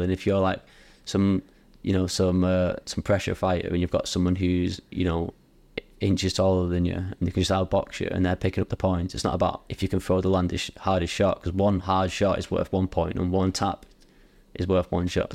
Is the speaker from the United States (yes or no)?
no; Bury, North West England, United Kingdom; I'm from Bowie, uh, but it was based in, like, Radcliffe area